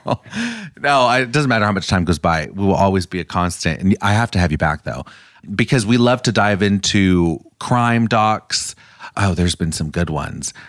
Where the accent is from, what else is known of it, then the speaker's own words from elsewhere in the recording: California, United States; I grew up going to Disneyland. I'm from California, and that was like a big part of my childhood